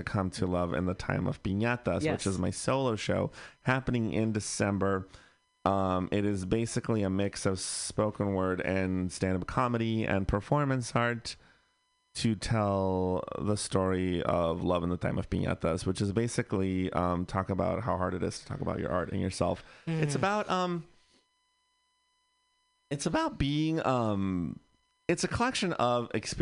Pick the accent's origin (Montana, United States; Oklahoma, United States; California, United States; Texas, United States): California, United States; Bay Area; I grew up in the Bay Area, so mm-hmm. I was pretty lucky to live in a liberal bubble-ish.